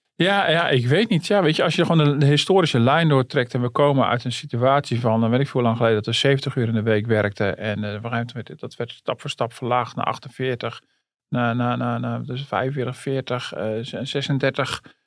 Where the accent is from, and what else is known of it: Netherlands